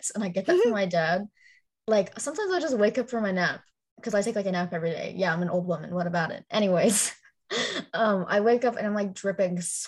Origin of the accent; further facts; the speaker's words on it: Florida, United States; also born or lived in Chicago, Illinois; I was born in like Southbridge, Chicago. So it was cold and also gross at the same time. But I was also only there until I was like 3. So I was basically raised in Florida